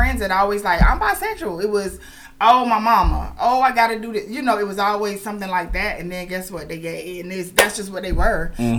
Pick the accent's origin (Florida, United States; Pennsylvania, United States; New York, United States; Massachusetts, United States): Florida, United States; Miami; moved away as an adult; I'm from Miami.